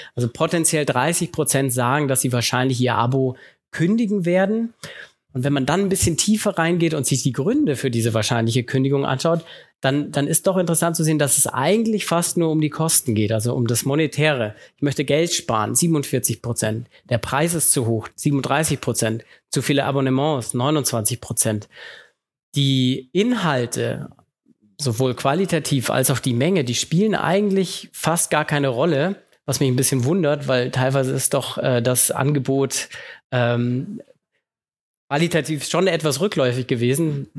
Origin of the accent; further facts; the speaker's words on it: Germany; bei uns in Deutschland